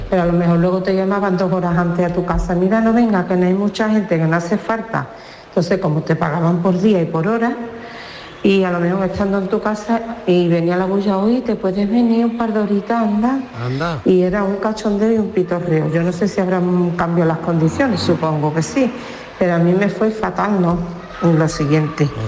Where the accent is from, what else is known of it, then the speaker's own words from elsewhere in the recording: Seville, Andalusia, Spain; de Sevilla